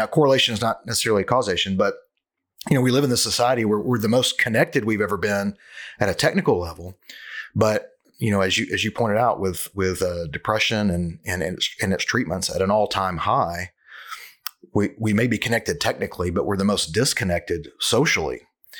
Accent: Cleveland, Ohio, United States; also born or lived in Memphis, United States; You know, I'm from Cleveland, but I live in another town. I lived in Memphis for a long time.

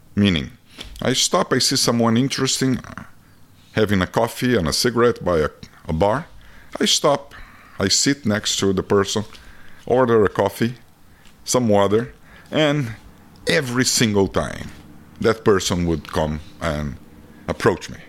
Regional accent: Brazil; accent: Brazilian; English is a second language; moved away as an adult; now in United States; being a Brazilian in America

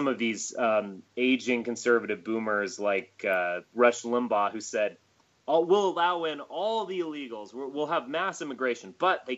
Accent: United States; I'm an American. I mean, I only have one passport. I was born here

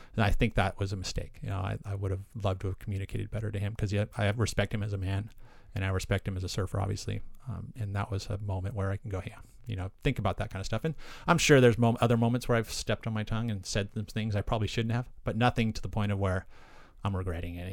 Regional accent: Aptos, California, United States; also born or lived in Santa Cruz, California; I grew up on the south side. I grew up in Aptos, La Selva Beach area

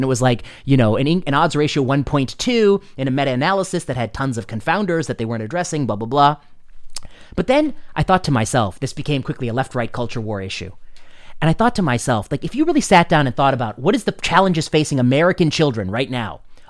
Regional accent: India; I like a gas stove because I'm an Indian, and in Indian cooking, you need a certain way of cooking that thing.

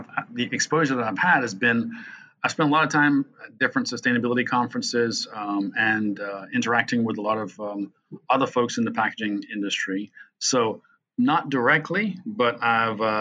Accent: Jamaica; moved away as an adult; also born or lived in England / North Carolina, United States / Florida, United States; now in United States; I'm actually not originally from the United States. I'm from Jamaica by way of England.

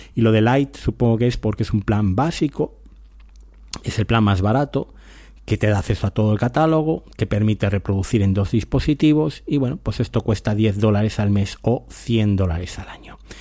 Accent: Spain; somos españoles

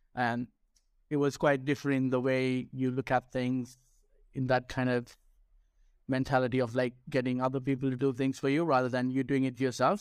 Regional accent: Sri Lanka; first language Sinhala; English is a second language; also born or lived in United Kingdom; now in Spain; I speak my native tongue, which is, uh, Sinhala, which is from Sri Lanka

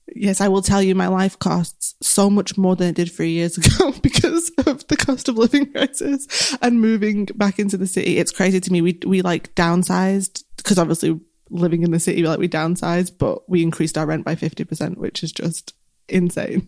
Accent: Manchester, North West England, United Kingdom; accent: Mancunian; I'm very Mancunian. My accent is very strong.

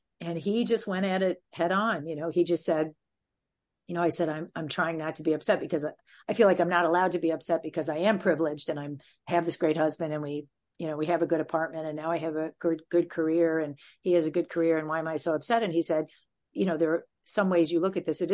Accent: Michigan, United States; moved away as an adult; now in New York, United States; I grew up in a big conservative Jewish family. And the politics were very, you know, in where I was in Michigan was right wing

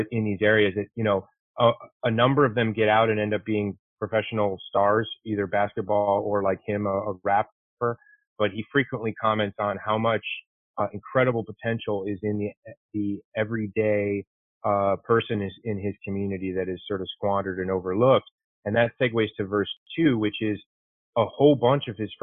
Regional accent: Chicago, Illinois, United States; moved away; also born or lived in Detroit; I'm from Chicago

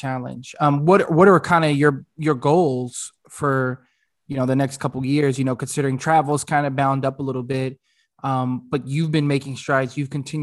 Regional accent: United States; I was born in the States

